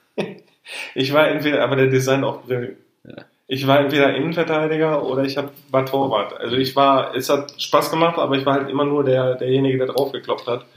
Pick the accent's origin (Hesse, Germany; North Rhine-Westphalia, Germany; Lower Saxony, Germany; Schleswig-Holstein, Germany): North Rhine-Westphalia, Germany; Ruhr area; Wir kommen aus dem Ruhrgebiet.